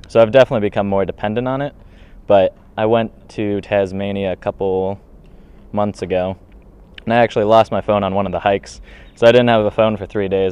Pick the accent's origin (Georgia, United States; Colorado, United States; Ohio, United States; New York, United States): Ohio, United States; Albany; moved away as an adult; now in Australia; I'm from Albany, Ohio, which is a very small town, population of around 850 people